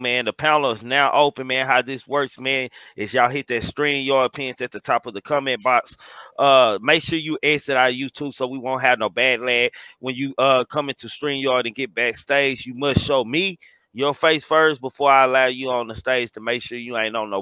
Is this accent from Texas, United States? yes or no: yes; Dallas, Texas, United States; I'm from Dallas